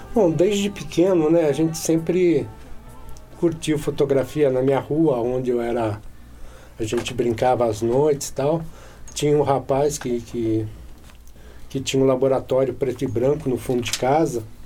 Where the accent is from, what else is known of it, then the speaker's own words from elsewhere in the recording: Paulínia, São Paulo, Brazil; moved away; na época vim trabalhar em Paulínia, logo que eu voltei para minha cidade natal